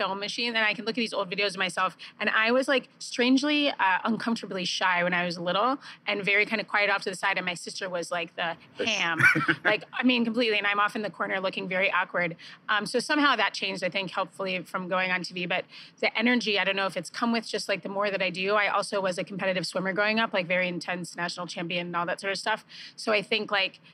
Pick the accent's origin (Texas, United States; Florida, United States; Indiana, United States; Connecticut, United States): Connecticut, United States; Stamford; also born or lived in Chicago, Illinois / Scottsdale, Arizona / Michigan; now in Los Angeles, United States; I grew up in Stamford, Connecticut.